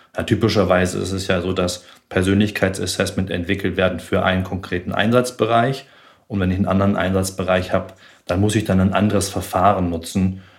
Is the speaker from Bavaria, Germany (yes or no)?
no; Tübingen, Baden-Württemberg, Germany; moved away as an adult; Ich bin in Tübingen aufgewachsen